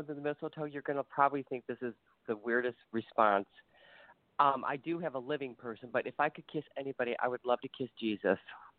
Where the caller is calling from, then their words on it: Ohio, United States; I'm sorry. I'm calling from Ohio.